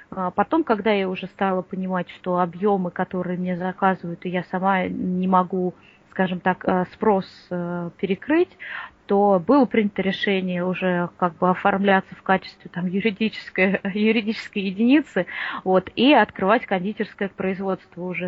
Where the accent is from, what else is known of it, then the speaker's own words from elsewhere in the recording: Moscow, Russia; я из Москвы